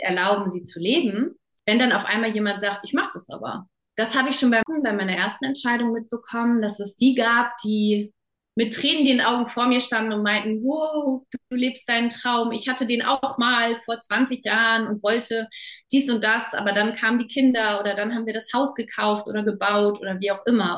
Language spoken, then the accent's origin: German; Germany; moved away as an adult; also born or lived in Namibia; als Deutsche